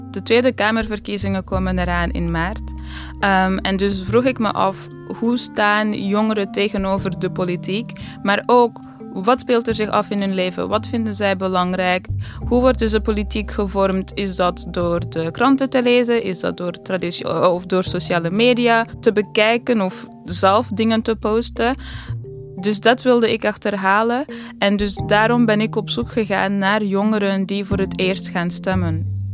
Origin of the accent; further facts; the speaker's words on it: Amsterdam, North Holland, Netherlands; als iemand uit Amsterdam